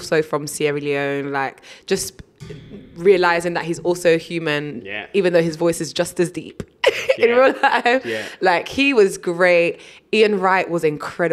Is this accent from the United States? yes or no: no; United Kingdom; Being firstborn generation British here